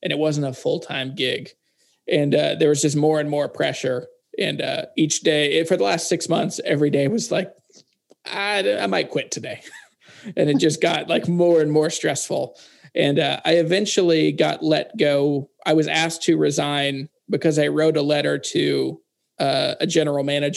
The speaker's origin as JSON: {"language": "English", "town": "Harrisonburg", "region": "Virginia", "country": "United States", "tie": "born or raised there", "also_born_or_lived": "Louisiana", "moved": "as an adult", "said": "We moved from Louisiana back to my hometown in Virginia in the Shenandoah Valley"}